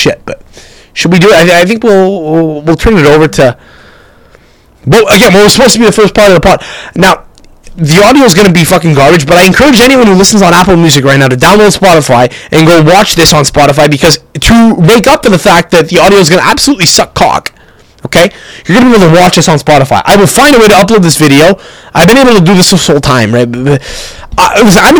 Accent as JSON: {"language": "English", "country": "Canada", "said": "We're from Canada"}